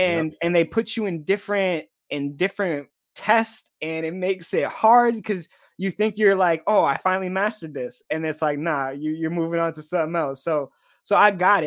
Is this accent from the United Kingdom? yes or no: no; Boston, Massachusetts, United States; moved away as an adult; I'm a kid who, you know, grew up in the inner city